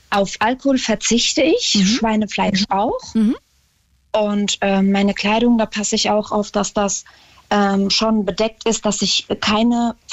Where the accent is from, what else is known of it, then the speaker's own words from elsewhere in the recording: Germany; bin deutsche Staatsbürgerin und da sage ich auch, also ich sehe mich als Deutsche mit ähm, dem Islam als Religion